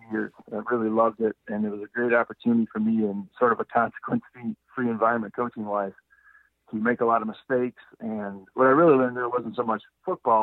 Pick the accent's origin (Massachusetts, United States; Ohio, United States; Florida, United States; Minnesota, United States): Minnesota, United States; my home state of Minnesota